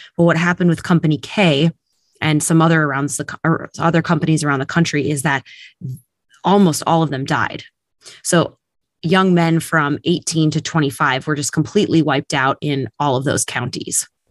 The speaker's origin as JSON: {"language": "English", "region": "Minnesota", "country": "United States", "said": "I come from about two hours west of Minneapolis, Saint Paul"}